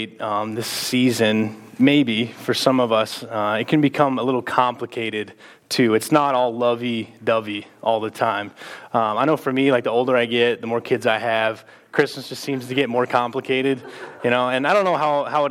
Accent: Texas, United States; now in Mason City, United States; we're both from Texas

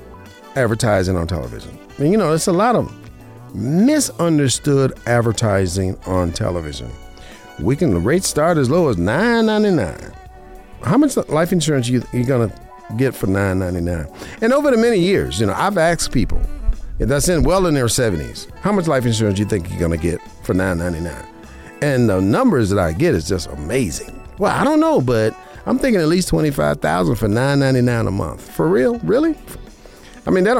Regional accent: Las Vegas, Nevada, United States; now in Henderson, United States; I was born and raised in Vegas

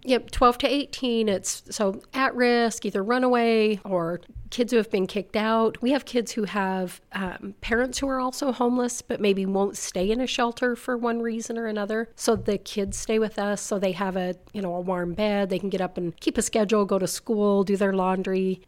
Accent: South Weber, Utah, United States; I grew up in South Weber, lived there my whole life, fifty-five years.

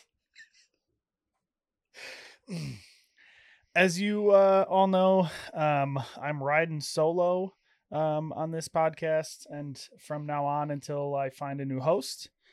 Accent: Illinois, United States; now in Iowa, United States; I'm from Illinois

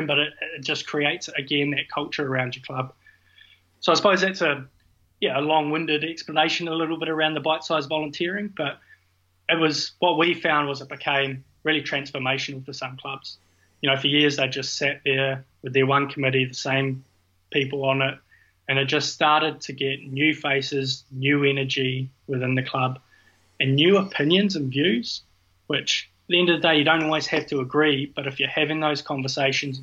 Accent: New Zealand; moved away; also born or lived in Scotland; being a Kiwi

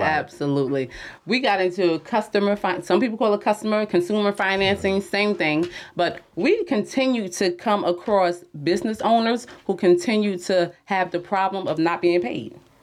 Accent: Jersey City, New Jersey, United States; I'm from Jersey City

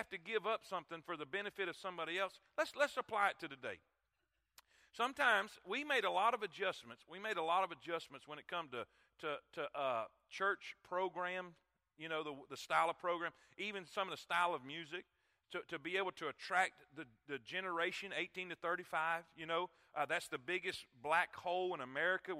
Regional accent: Florida, United States; I come from Florida

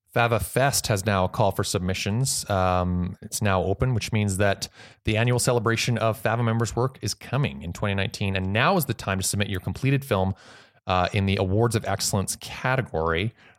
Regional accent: Canada; I'm just so proud as Canadian.

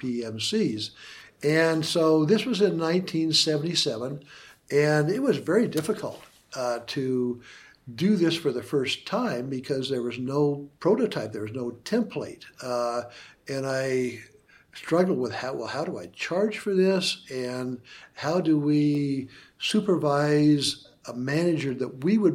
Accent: Idaho, United States; missing Idaho, my hometown, my home state

